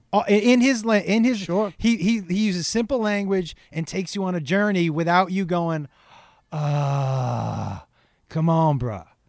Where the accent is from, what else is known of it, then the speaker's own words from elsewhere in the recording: Amherst, Massachusetts, United States; I grew up in Western Mass, which is kind of a small in Amherst, which is a small town